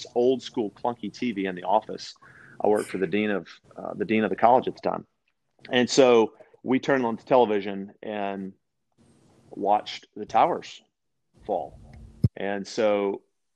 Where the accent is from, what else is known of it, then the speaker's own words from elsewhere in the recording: West Monroe, Louisiana, United States; also born or lived in Shreveport, Louisiana / Bossier City, Louisiana / Branson, Missouri; I was born and raised in the Louisiana, the great state of Louisiana, sportsman's paradise. And I lived in Monroe, West Monroe for the first 15 years